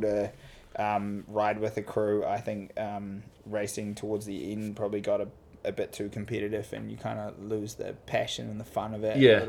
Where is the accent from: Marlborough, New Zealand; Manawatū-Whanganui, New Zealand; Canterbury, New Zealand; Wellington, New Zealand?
Marlborough, New Zealand; Picton; also born or lived in United States; I grew up in Picton, top of the South Island